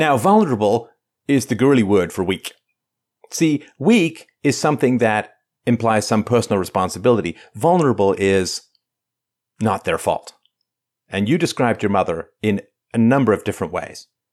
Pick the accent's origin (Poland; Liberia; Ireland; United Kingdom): Ireland; I come from Ireland, which was enslaved